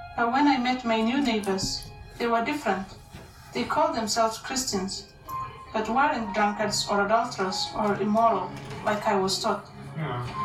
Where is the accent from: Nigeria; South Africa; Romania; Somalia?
Somalia; Somali, born and raised in the Horn of Africa